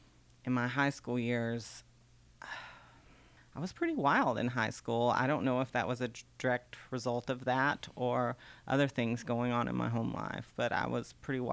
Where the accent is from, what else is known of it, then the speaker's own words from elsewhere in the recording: Richland Springs, Texas, United States; Richland Springs, Texas.